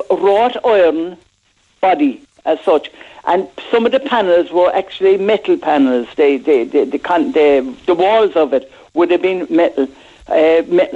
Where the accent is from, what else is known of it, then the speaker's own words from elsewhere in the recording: Cork, Munster, Ireland; I started my life in Blackpool, in Grayton O'Brien Street. I was born in Grayton O'Brien Street